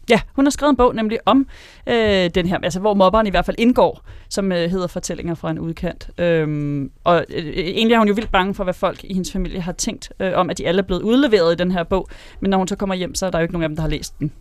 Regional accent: Karlslunde, Zealand, Denmark; Jeg kommer fra Karlstrup, øh, Karlslunde

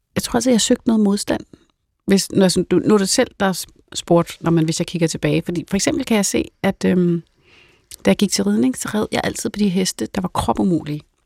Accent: North Zealand, Capital Region of Denmark, Denmark; Jeg kommer fra Sjælland Lund, øh, som er Nordsjælland

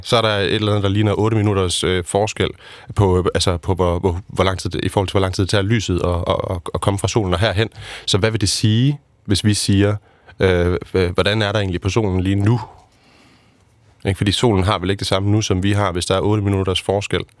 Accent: Aarhus, Central Denmark Region, Denmark; jeg er født og opvokset i Aarhus

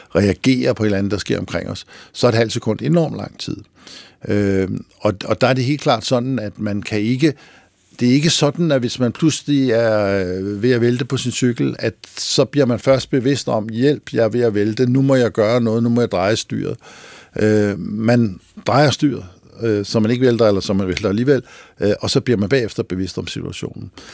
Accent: Lønby, Denmark; Mig og rødderne der fra det rækhuskvarter i Lønby, hvor jeg voksede op

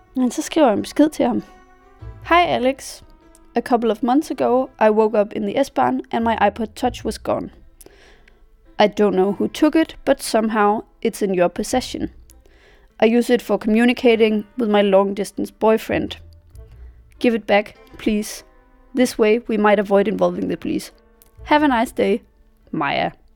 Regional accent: Denmark; moved away as an adult; now in Berlin, Germany; mine venner hjemme i Danmark

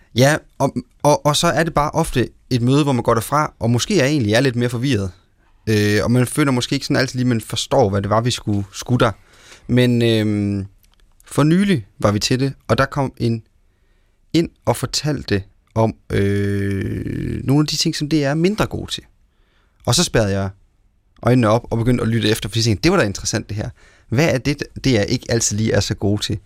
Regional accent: Central Jutland, Central Denmark Region, Denmark; jeg som midtjyde

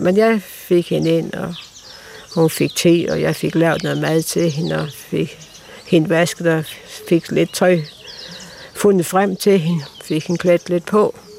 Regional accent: Denmark; moved away as an adult; also born or lived in Tanzania; now in Tarm, Denmark; komme hjem og måske opleve nogle år derhjemme i Danmark. Fordi at jeg har jo faktisk ikke boet i, Danmark siden i 61

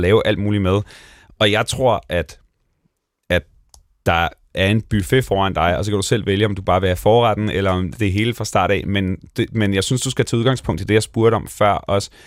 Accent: Bornholm, Capital Region of Denmark, Denmark; moved away; jeg kommer fra Bornholm, jeg kommer fra en flække, hvor der boede otte hundrede mennesker

